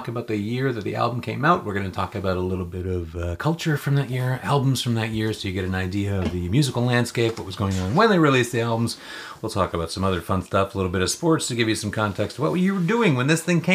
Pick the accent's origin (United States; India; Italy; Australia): United States; Chicago, Illinois; now in Toronto, Canada; I was born in Chicago